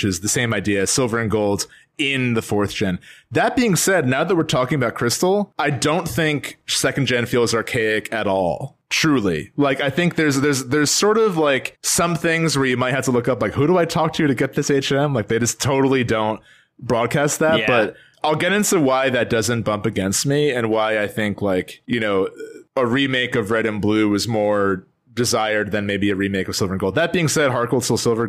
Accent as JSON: {"language": "English", "region": "New Jersey", "country": "United States", "said": "we're from Jersey"}